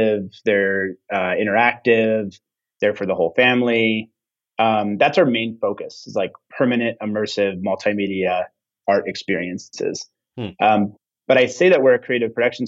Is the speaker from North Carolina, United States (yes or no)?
no; Santa Fe, New Mexico, United States; I grew up here in Santa Fe